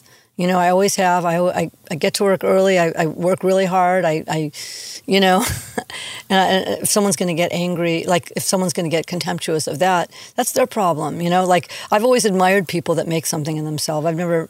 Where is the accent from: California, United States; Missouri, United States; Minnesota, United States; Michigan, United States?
California, United States; Los Angeles; I'm from Van Nuys